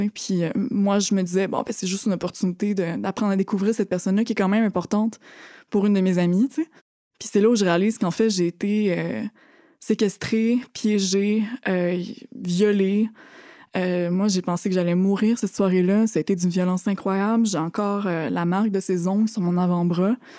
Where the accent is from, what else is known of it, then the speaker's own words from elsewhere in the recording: Thetford Mines, Quebec, Canada; moved away as an adult; je viens de Thetford Mines